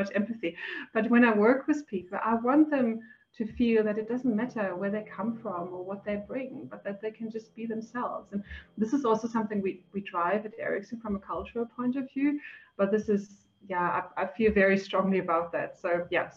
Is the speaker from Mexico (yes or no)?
no; Germany; moved away as an adult; also born or lived in Switzerland; now in South Africa; I'm originally from Germany.